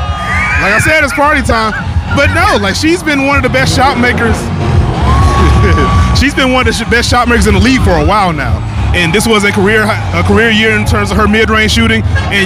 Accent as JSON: {"language": "English", "town": "Bronx", "region": "New York", "country": "United States", "said": "The Bronx."}